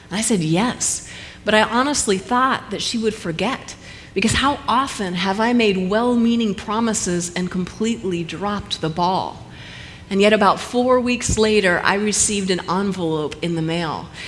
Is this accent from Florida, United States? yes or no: no; Colorado, United States; also born or lived in Alaska; Multiple moves for Leif and I, not only within the great state of Alaska, but also back to my home state of Colorado, where I can honestly say it's good to be back in America.